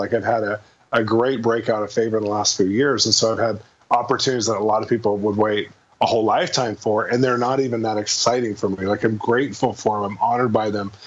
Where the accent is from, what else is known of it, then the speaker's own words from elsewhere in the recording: California, United States; moved away as an adult; also born or lived in Midwest; now in Los Angeles, United States; I grew up in California